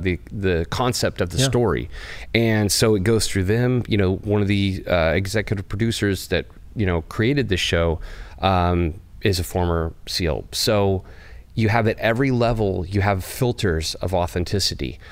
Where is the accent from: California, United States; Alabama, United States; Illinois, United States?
California, United States; Bakersfield; I grew up in Bakersfield, California